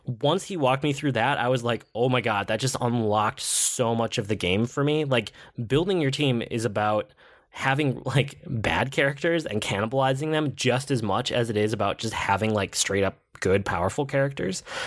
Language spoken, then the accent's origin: English; United States; I'm an American.